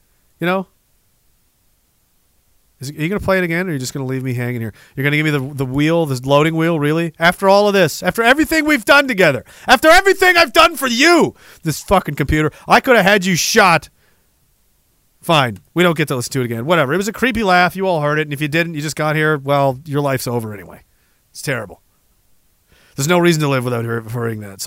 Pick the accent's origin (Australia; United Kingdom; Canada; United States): Canada; being Canadian